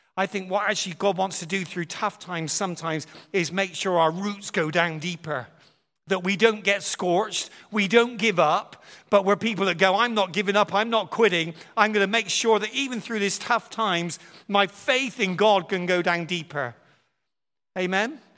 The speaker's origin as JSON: {"language": "English", "country": "United Kingdom", "said": "we're from Britain"}